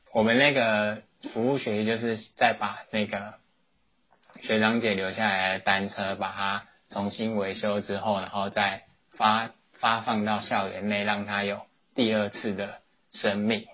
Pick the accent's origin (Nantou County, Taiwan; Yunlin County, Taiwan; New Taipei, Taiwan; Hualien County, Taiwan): New Taipei, Taiwan; 我是新北人